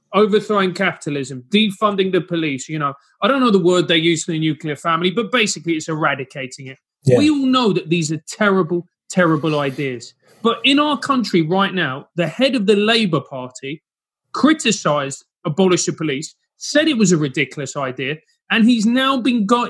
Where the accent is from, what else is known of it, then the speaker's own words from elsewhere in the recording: Venezuela; moved away; I'm from Venezuela